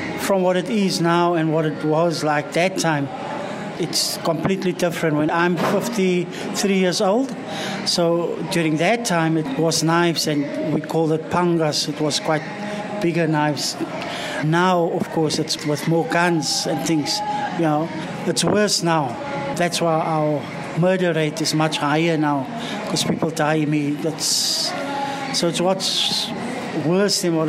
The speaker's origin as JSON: {"language": "English", "town": "Cape Town", "region": "Western Cape", "country": "South Africa", "tie": "born or raised there", "first_language": "Afrikaans", "second_language": "English", "said": "It's a place called Grassy Park from the Cape Flats side"}